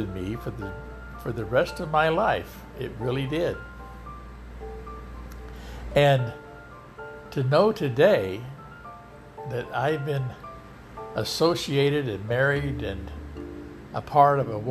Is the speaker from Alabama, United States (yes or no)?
yes; Hamilton, Alabama, United States; also born or lived in southern Michigan; growing up in Alabama, I heard about Jesus. There was a church practically on every corner in our little town of Hamilton.